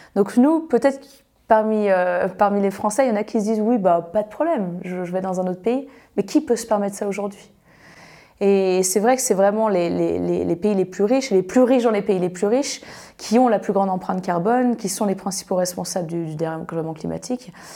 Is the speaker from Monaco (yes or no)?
no; France; now in Annecy, France; chez nous en France